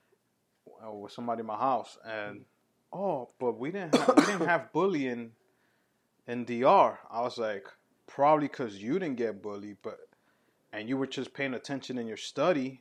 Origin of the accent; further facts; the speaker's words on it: New York City, New York, United States; growing up in New York